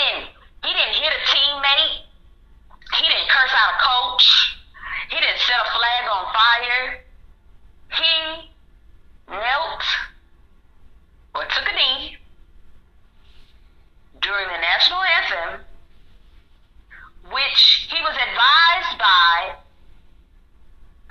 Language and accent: English; Atlanta, Georgia, United States; born and raised in my hometown, currently of Atlanta, Georgia